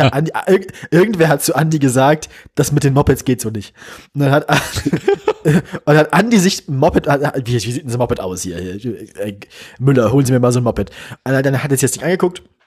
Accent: Bremen, Germany; ich komme aus Bremen

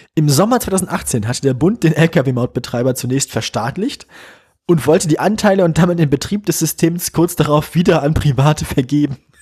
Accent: Bremen, Germany; ich komme aus Bremen

